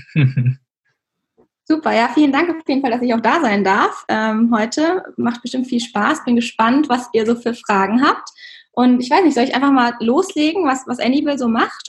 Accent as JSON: {"language": "German", "town": "Regensburg", "region": "Bavaria", "country": "Germany", "said": "ich bin ja, wir sind ja auch aus Regensburg"}